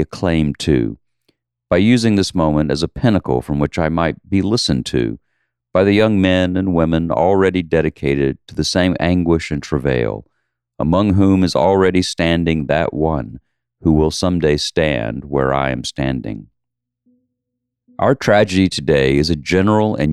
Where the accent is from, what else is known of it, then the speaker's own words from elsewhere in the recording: the South, Southern United States, United States; I'm a Southerner